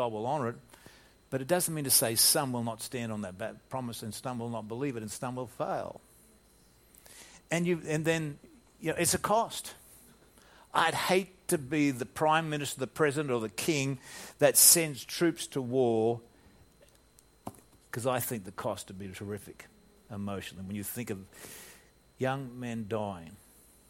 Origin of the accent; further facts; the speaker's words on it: Australia; moved away as an adult; also born or lived in United States; being an Australian in American soil